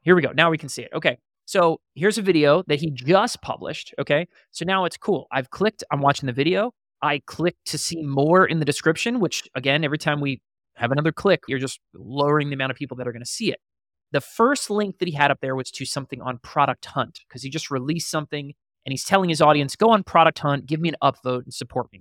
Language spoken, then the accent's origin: English; Columbia, Maryland, United States; now in Austin, United States; I am currently sitting in Austin, Texas, where I reside, but I am from Columbia, Maryland